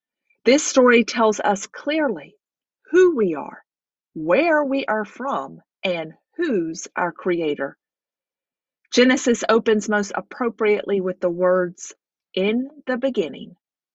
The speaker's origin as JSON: {"language": "English", "town": "Nashville", "region": "Tennessee", "country": "United States", "tie": "born or raised there", "also_born_or_lived": "Georgia / North Carolina", "said": "I was born in Georgia and lived my first 5 years in a small town in the Blue Ridge Mountains of North Carolina. I lived 7 years in Nashville, Tennessee."}